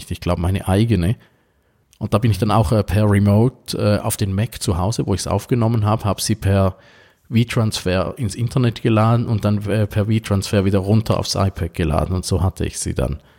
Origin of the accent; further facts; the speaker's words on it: Switzerland; als Schweizer.